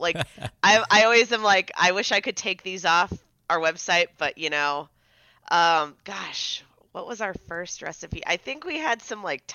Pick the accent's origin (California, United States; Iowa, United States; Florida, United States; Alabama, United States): California, United States; San Diego; moved away; I grew up in San Diego